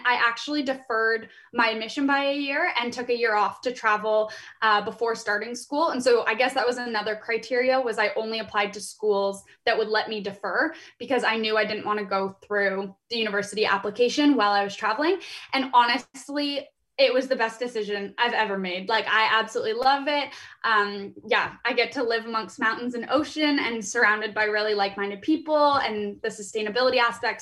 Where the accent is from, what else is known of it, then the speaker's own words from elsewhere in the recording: Guelph, Ontario, Canada; moved away as an adult; also born or lived in Vancouver; I'm from Guelph, Ontario, here in Canada